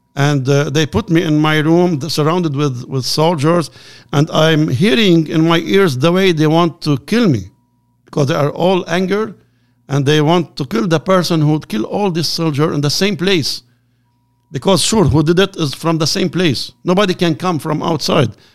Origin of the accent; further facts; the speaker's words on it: Lebanon; I am from Lebanon.